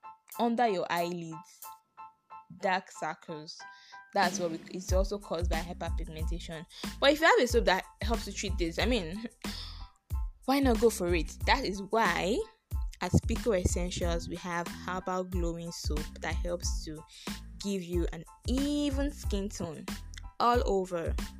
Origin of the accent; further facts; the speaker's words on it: Nigeria; So, don't think I'm Nigerian. I'm African. Black don't crack.